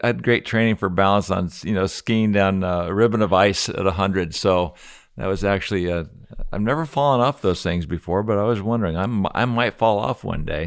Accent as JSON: {"language": "English", "region": "Colorado", "country": "United States", "said": "I'm a skier from Colorado"}